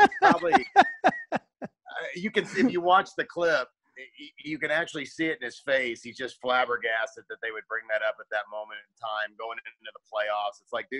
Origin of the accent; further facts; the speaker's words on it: Raytown, Missouri, United States; moved away as an adult; now in Los Angeles, United States; growing up in Kansas City, Raytown, Missouri specifically